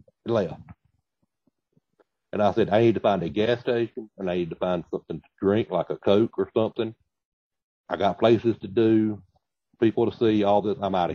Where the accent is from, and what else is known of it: the South, United States; accent: Southern